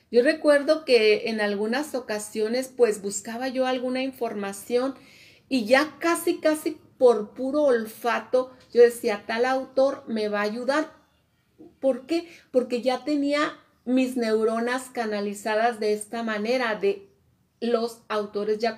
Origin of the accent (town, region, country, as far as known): Mexico